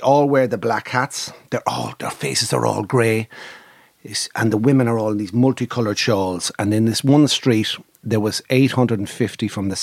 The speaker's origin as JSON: {"language": "English", "country": "Ireland", "said": "I'm Irish"}